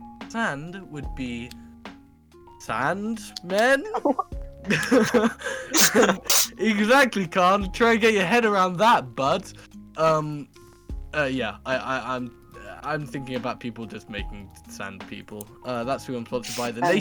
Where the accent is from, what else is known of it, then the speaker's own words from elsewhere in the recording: Lewes, South East England, United Kingdom; This is my hometown. We have the biggest bonfire night